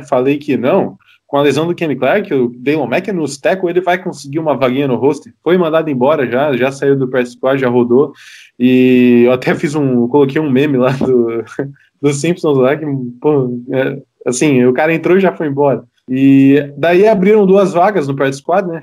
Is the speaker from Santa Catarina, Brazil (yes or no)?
yes; Florianópolis, Santa Catarina, Brazil; eu sou de, de, é, de Floripa